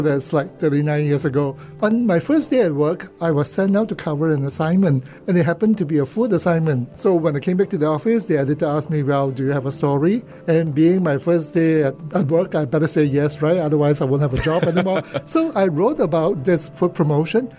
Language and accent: English; Kuala Lumpur, Federal Territory of Kuala Lumpur, Malaysia; now in Singapore; I grew up in Kuala Lumpur, born, and uh, went to school there.